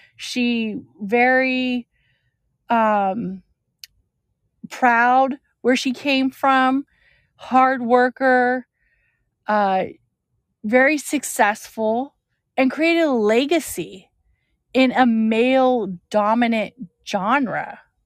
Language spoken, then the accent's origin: English; California, United States; I'm from California